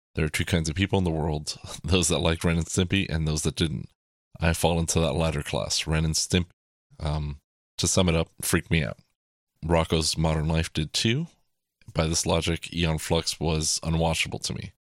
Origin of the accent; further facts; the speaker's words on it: South Florida, United States; growing up in South Florida